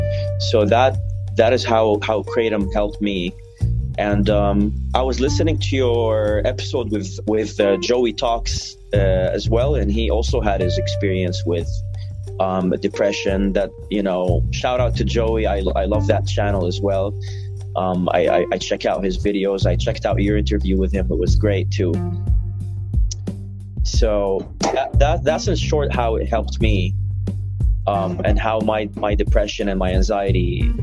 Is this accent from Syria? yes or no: yes; Syria; English is a second language; also born or lived in Saudi Arabia / Lebanon; because I, for most of my life, I lived in Saudi Arabia, and I was visiting Syria. Syria's my, you know, my hometown, is where I'm from.